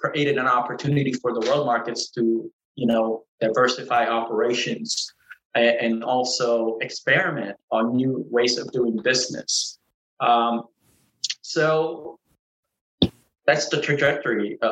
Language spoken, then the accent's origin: English; Norfolk, Virginia, United States; growing up in Norfolk, Virginia